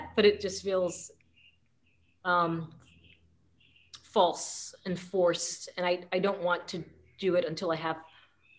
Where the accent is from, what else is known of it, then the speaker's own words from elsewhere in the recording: United States; also born or lived in Paris, France; I can write my experience of him as an American